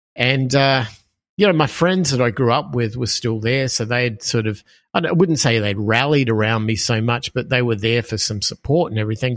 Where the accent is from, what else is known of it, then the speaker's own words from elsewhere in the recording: Australia; moved away; as people will hear from my accent, I am from Australia originally. Um, I grew up in Australia